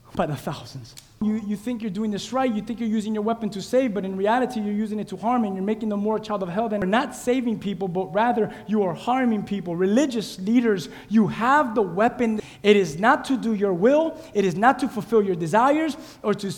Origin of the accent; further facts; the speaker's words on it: Key West, Florida, United States; My hometown, Key West